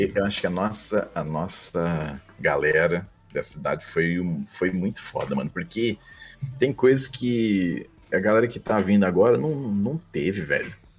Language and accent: Portuguese; São José dos Campos, São Paulo, Brazil; born or raised there; accent: interior paulista; moved away as an adult; also born or lived in Belém, Pará; now in Rio de Janeiro, Brazil